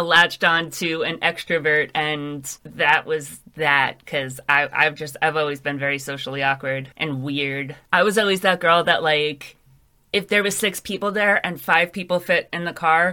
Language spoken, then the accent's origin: English; New York City, New York, United States; Growing up in New York is really strange because you have a lot of experiences that other people in the rest of the world, they can't really understand.